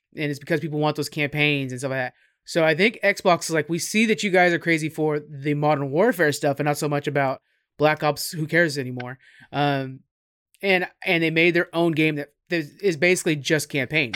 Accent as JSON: {"language": "English", "region": "California", "country": "United States", "first_language": "English", "moved": "yes", "said": "we're both from California"}